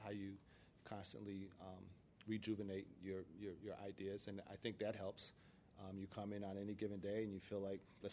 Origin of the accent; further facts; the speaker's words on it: Paterson, New Jersey, United States; growing up in Paterson, New Jersey, there were probably five or six of us who were hanging out